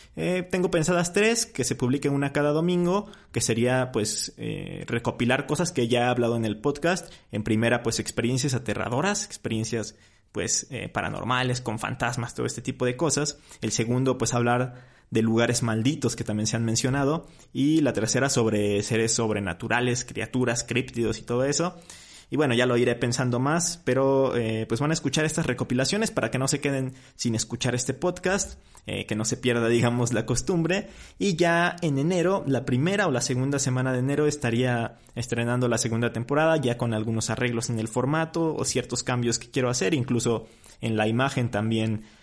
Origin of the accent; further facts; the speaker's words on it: Mexico; de nuestra identidad cultural ya como mexicanos